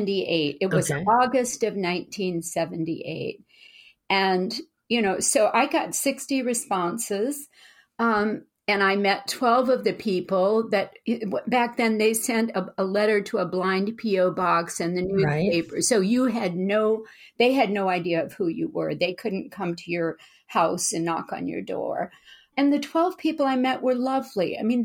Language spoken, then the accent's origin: English; Louisiana, United States; now in Berkeley, United States; well, I'm from Louisiana and I'm a military brat and I'm Southern by heritage, although not by accent.